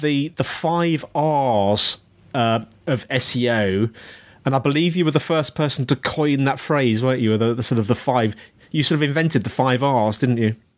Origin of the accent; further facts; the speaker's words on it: Birmingham, West Midlands, United Kingdom; I was born in Birmingham not Birmingham, oh. Alabama, Birmingham and the West Midlands in the UK